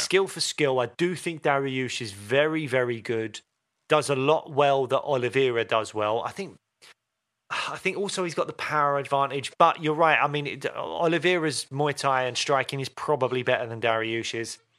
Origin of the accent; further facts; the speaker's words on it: United Kingdom; we're British